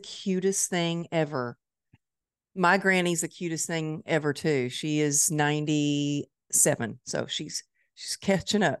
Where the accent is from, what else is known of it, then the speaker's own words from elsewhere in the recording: Dallas, Texas, United States; Dallas. It's my hometown